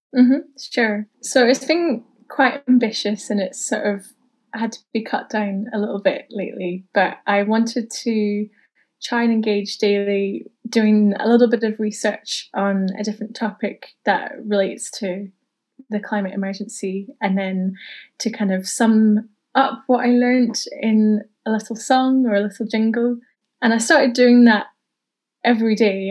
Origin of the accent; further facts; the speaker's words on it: Newport-on-Tay, Scotland, United Kingdom; moved away as an adult; also born or lived in Tayport; now in Edinburgh, United Kingdom; I grew up in Newport and Tay, just next door to Tayport